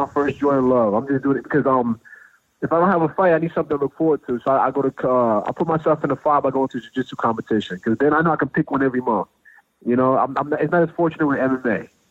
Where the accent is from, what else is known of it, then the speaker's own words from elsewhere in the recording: New Jersey, United States; moved away as an adult; also born or lived in Washington, D.C. area / Maryland; now in Tennessee, United States; I, I grew up in New Jersey